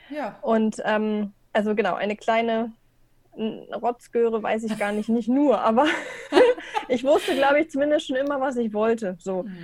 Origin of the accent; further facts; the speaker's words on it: Burgdorf, Lower Saxony, Germany; genau, komme eigentlich aus Burgdorf, das liegt mhm. so zwischen Hannover und Celle. Habe einen eineinhalb Jahre jüngeren Bruder noch. Genau, da einfach groß geworden, Abi gemacht